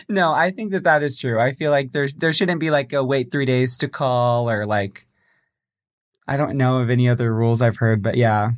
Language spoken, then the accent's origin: English; Springfield, Missouri, United States; also born or lived in San Jose, California; I'm from Springfield, Missouri, which is, like, southwest.